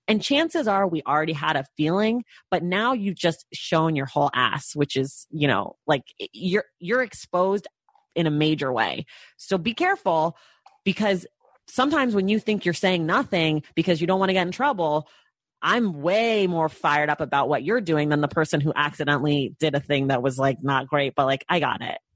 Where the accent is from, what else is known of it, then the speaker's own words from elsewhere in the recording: United States; being a Black American